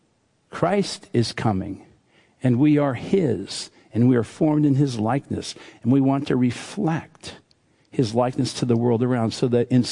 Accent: Western Pennsylvania, United States; I grew up in Western Pennsylvania, and we did not have accents where I grew up, because everybody talked like us

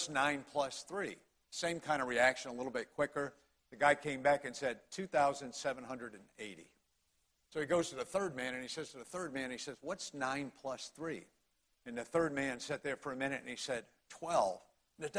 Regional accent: Connecticut, United States; accent: Connecticut; moved away as an adult; now in Greenville County, United States; I was born and raised in Connecticut, as was my wife, Debbie.

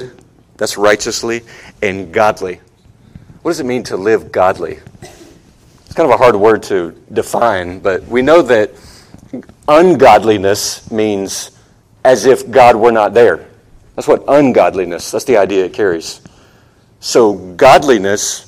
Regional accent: Charleston, South Carolina, United States; moved away as an adult; also born or lived in Outer Banks, North Carolina; now in Ecuador; I grew up in Charleston and up in the Outer Banks, North Carolina.

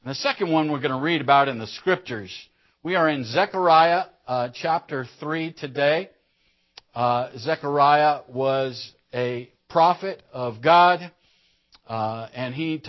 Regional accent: Roanoke, Virginia, United States; I've known him since he came to my hometown, Roanoke, Virginia, circa 1982.

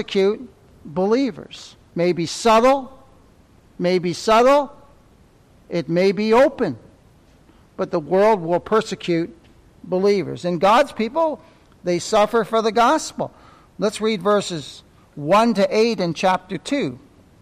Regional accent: Ontario, Canada; moved away; I'm from Ontario

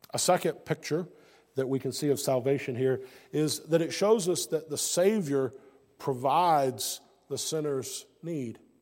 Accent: United States; I'm from the United States

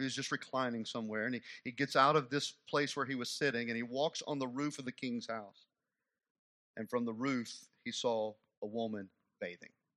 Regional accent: United States

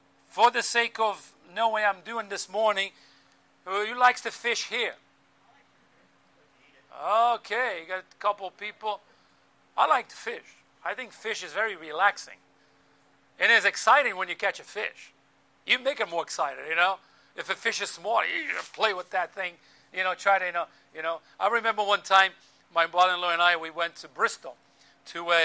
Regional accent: Azores Islands, Portugal; moved away; growing up in the Azores Islands

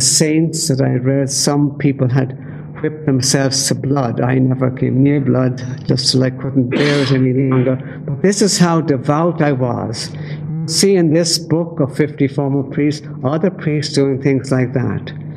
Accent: Dublin, Leinster, Ireland; I grew up in Dublin and uh, my family was devout Catholic.

